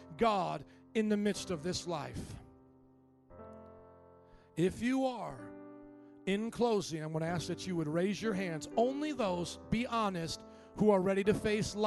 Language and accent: English; Indiana, United States; moved away as an adult; also born or lived in New Orleans, Louisiana; I was from the Midwest, very similar to Chicago culture, Indiana